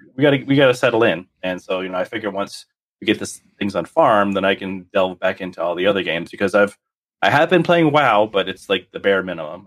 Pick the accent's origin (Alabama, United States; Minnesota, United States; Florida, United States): Florida, United States; South; moved away; I grew up in South Florida